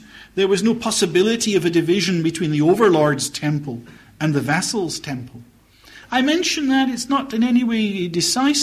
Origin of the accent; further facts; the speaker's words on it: Scotland, United Kingdom; as a Scotsman